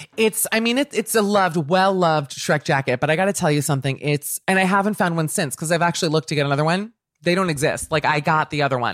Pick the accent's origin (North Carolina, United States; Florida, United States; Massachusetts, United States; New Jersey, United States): Florida, United States; Miami; when I was growing up in Miami